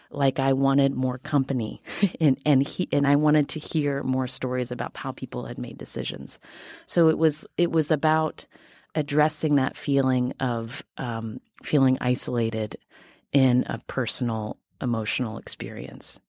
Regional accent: West Virginia, United States; I am from West Virginia

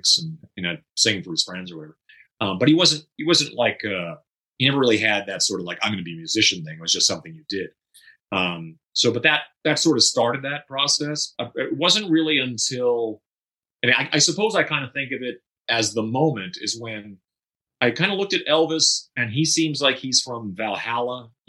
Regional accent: Saskatchewan, Canada; moved away as an adult; also born or lived in Northern Manitoba / Vancouver; I originally lived in Northern Manitoba. And well, I was born in Saskatchewan, went to Northern Manitoba, came back to Saskatchewan, graduated high school, and slowly made my way west to Vancouver

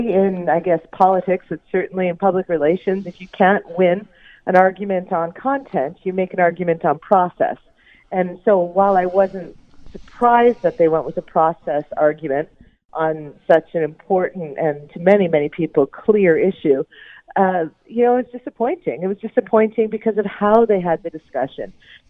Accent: Hamilton, Ontario, Canada; as a Canadian, as a Hamiltonian

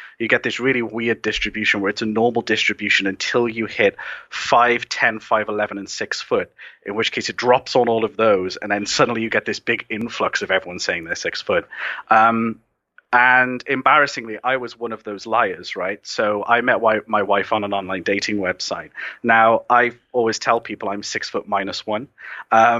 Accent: Wales, United Kingdom; I'm the first Welsh person

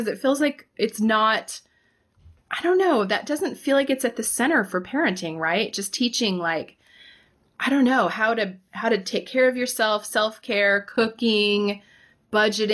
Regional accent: Central Florida, United States; moved away; I grew up in Florida, Central Florida

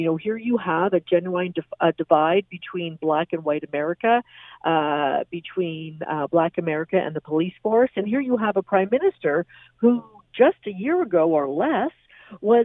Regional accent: Canada; as a Canadian

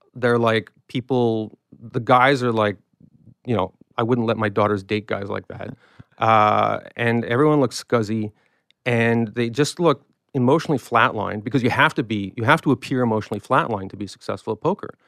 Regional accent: Canada; I'm a Canadian

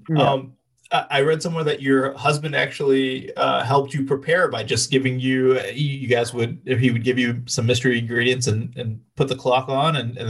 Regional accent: Pakistan; even though I am Pakistani

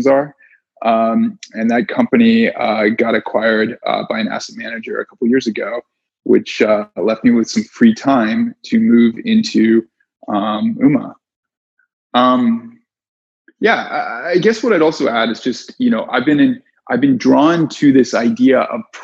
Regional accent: Canada; moved away as an adult; also born or lived in New York; I'm Canadian

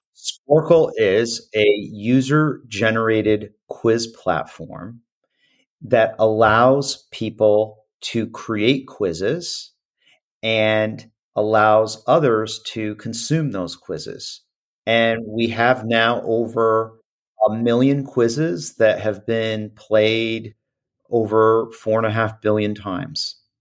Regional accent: Midwest, United States; growing up in the Midwest

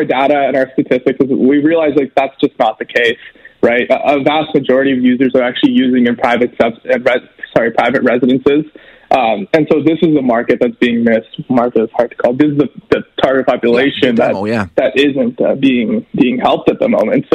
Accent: Edmonton, Alberta, Canada; I grew up here in Millwoods. I've been in Edmonton my whole life

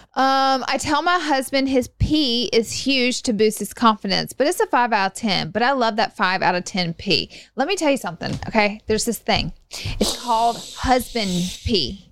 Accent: Alabama, United States; I'm from Alabama

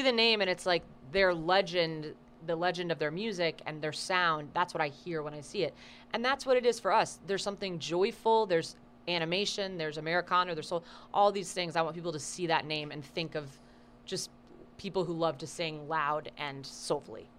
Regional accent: Austin, Texas, United States; now in Los Angeles, United States; I'm from Austin, Texas

